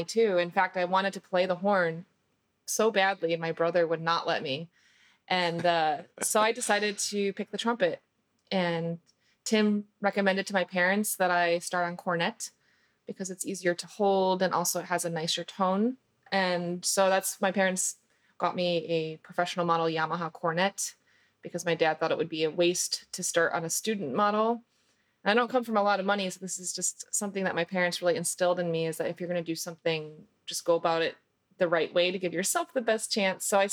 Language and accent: English; Chicago suburbs, Illinois, United States; I grew up in the Chicago suburbs